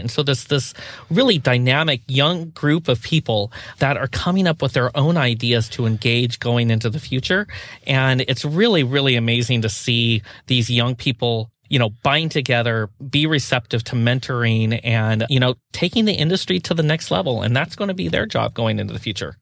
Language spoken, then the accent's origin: English; Pacific Northwest, United States; I grew up in the Pacific Northwest